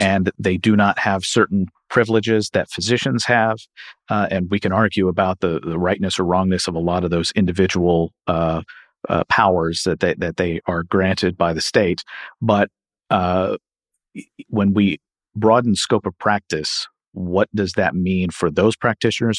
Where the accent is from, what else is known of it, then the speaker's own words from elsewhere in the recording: Kentucky, United States; my home state of Kentucky